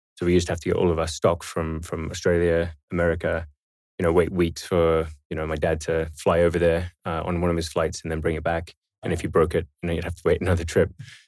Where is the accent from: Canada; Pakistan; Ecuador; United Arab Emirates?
United Arab Emirates; Dubai; also born or lived in Bahrain; So, I was born in Bahrain, which back then was not a very well-known country. And that was in, 86. And then shortly after that, moved to Dubai in 87, actually.